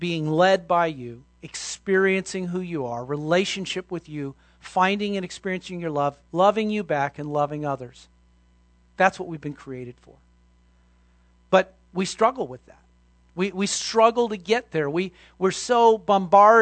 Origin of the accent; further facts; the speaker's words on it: Los Angeles, California, United States; I grew up in Los Angeles